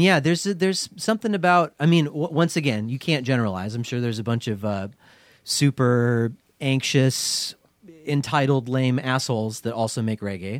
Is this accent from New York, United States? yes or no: no; Portland, Oregon, United States; straight edge scene that I grew up in here in Portland